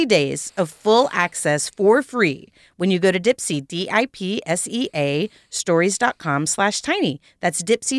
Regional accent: Texas, United States; now in Los Angeles, United States; I am from Texas, but I lived in L.A. for 20 years

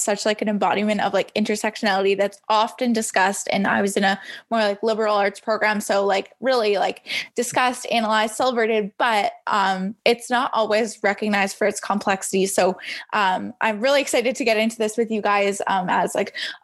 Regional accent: Canada; as a Canadian

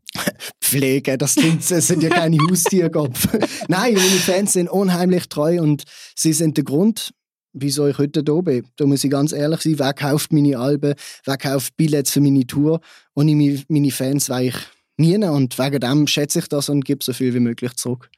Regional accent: Basel, Basel-Stadt, Switzerland; Ich bin gebürtiger Basler, ich komme aus der Schweiz.

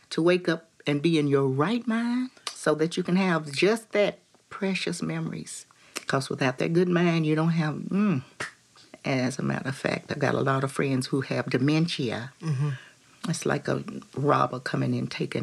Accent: West Virginia, United States; my hometown in West Virginia

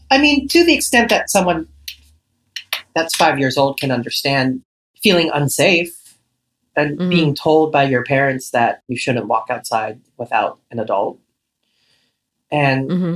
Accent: Los Angeles, California, United States; born and raised in Echo Park, Los Angeles

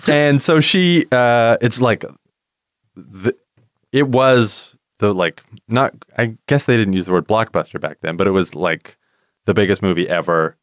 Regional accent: Canada; we're Canadian

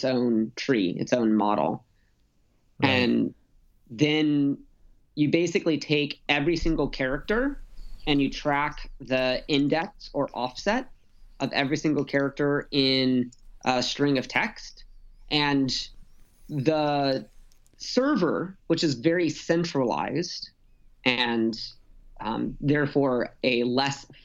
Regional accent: San Diego, California, United States; also born or lived in Los Angeles / Utah; now in San Francisco, United States; I grew up in San Diego

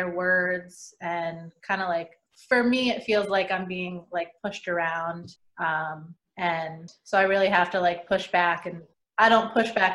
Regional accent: Connecticut, United States; I'm from Connecticut

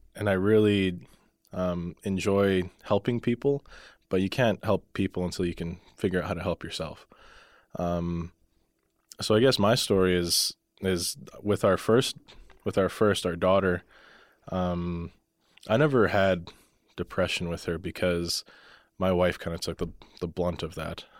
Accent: Calgary, Alberta, Canada; moved away as an adult; now in Lethbridge, Canada; I grew up in Calgary. most of my life

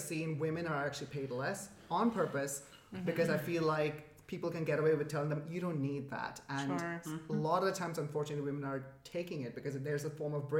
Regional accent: Dubai, United Arab Emirates; moved away; also born or lived in Canada / India (ancestry); my family is Indian and I was brought up in the Middle East, Dubai.

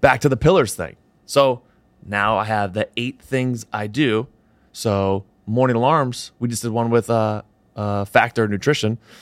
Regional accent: Southern New Hampshire, United States; moved away; I'm from Southern New Hampshire originally

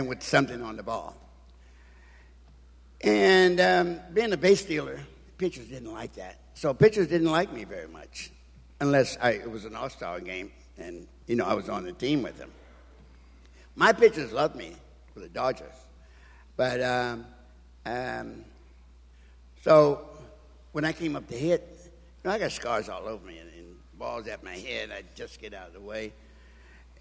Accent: Washington, District of Columbia, United States; I'm from Washington, D.C., and lived in, as I remember, in public housing

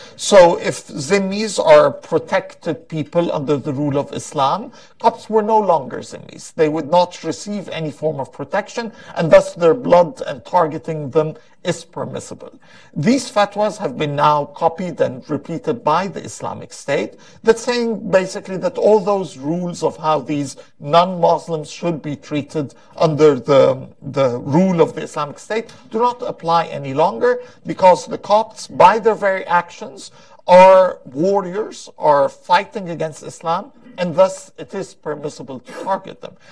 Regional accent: Egypt; my homeland

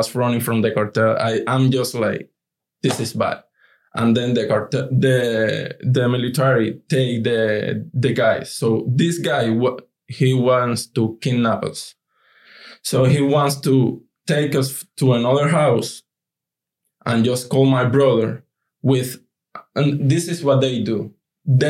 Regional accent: Cuba; English is a second language; moved away as an adult; now in United States; who is Cuban? And we say, yes, we are

